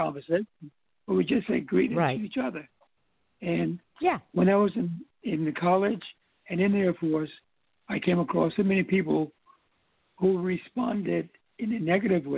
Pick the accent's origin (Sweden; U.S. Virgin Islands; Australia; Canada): U.S. Virgin Islands; I grew up here in the Virgin Islands